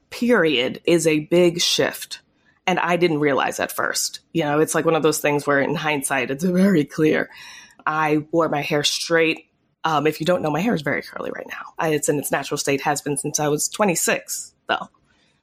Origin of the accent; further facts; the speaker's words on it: Teaneck, New Jersey, United States; I grew up mostly in Teaneck, New Jersey, which was the first town to voluntarily integrate their schools